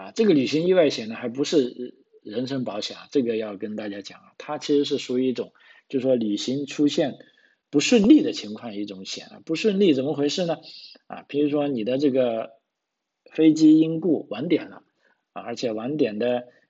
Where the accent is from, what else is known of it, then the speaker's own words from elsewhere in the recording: China; now in Australia; 那就不像啊我们从这个中国来的朋友，因为在国内已经。有了这种观念啊，会存钱啊。